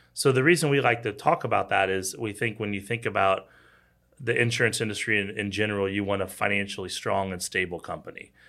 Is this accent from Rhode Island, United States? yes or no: no; Kansas City, Missouri, United States; also born or lived in Arkansas; I grew up in Kansas City, born and raised.